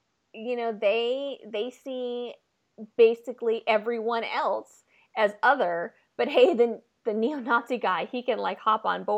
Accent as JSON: {"language": "English", "region": "Oregon", "country": "United States", "tie": "born or raised there", "said": "I grew up in Oregon."}